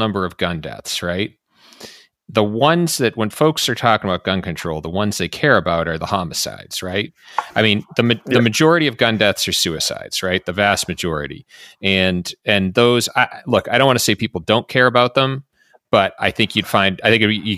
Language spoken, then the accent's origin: English; Texas, United States; as a Texan